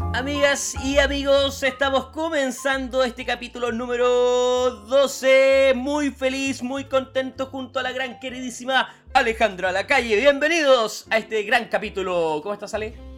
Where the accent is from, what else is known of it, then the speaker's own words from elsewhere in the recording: Chile; moved away; also born or lived in New Zealand / Canada; los chilenos